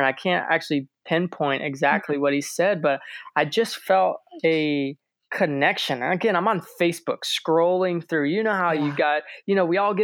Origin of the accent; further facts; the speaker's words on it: St. Petersburg, Florida, United States; we lived and we were raised in St. Pete